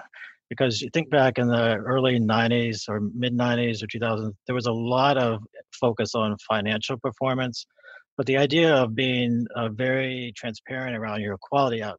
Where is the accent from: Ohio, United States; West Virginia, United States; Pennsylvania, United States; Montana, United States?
West Virginia, United States; moved away; So I grew up in West Virginia, and I went to undergrad in West Virginia